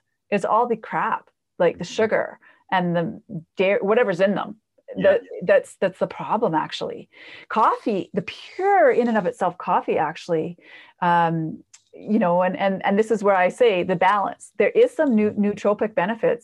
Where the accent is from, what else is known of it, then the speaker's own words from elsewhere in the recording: Canada; I'm Canadian too.